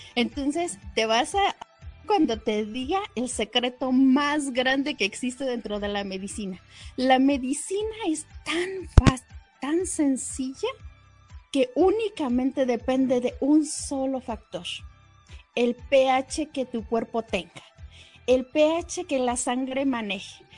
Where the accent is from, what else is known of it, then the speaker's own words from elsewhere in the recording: Mexico; Nuestra cultura mexicana